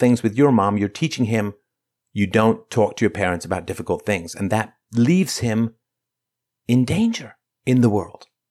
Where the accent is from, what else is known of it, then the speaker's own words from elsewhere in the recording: Ireland; I come from Ireland, which was enslaved